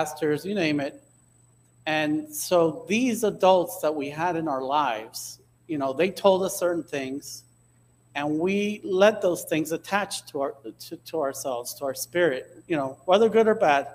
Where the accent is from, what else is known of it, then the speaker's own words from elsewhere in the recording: Hialeah, Florida, United States; I grew up in Hialeah